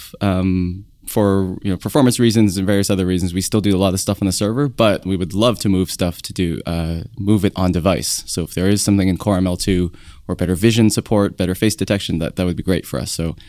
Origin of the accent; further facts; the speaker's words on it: Canada; now in San Francisco, United States; I'm a Canadian. I'm an iOS engineer.